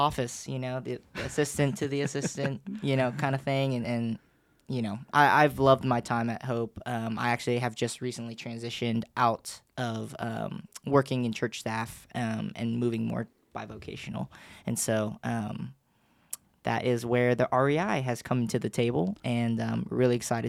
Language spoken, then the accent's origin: English; Los Angeles, California, United States; born there; So I'm not originally from Knoxville. I was born in L.A., My whole family, both sides, you know, mother's side, father's side, they're all still in L.A.